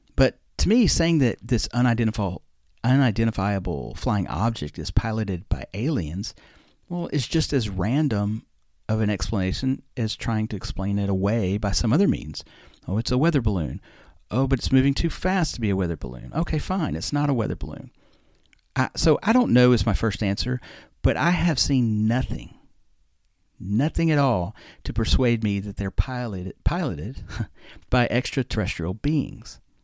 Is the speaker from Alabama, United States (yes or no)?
yes; Alabama, United States; I'm from Alabama. I used to watch my mom make sweet tea